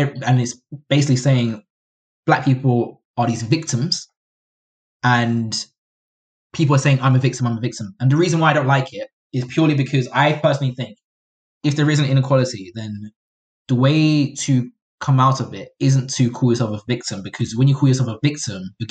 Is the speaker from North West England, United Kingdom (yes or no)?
no; London, United Kingdom; I grew up in Catford, a very Black neighborhood